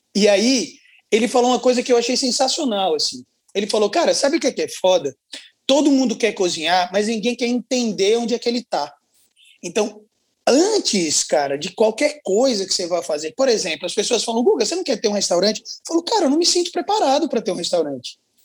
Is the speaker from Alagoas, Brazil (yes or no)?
yes; Maceió, Alagoas, Brazil; Eu sou de Alagoas, lá de Maceió